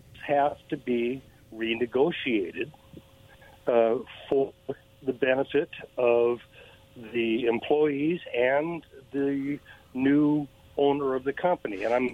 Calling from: Kennewick, Washington, United States; again from Kennewick.

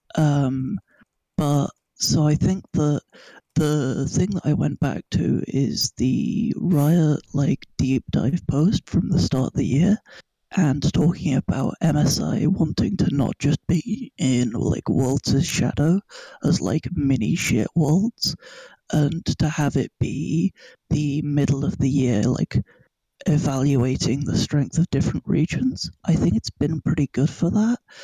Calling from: London, United Kingdom; I am calling from, uh, London, United Kingdom

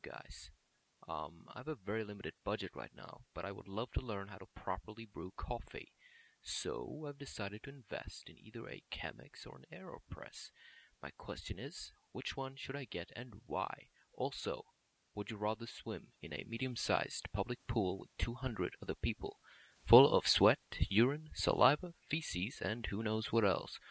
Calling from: Oslo, Norway; I'm calling from Oslo, Norway

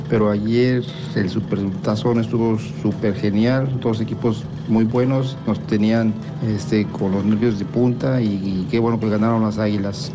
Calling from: Omaha, Nebraska, United States; Saludos desde Omaha, Nebraska

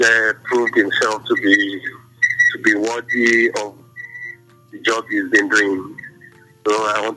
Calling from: Abeokuta, Ogun State, Nigeria; I'm calling from Abeokuta.

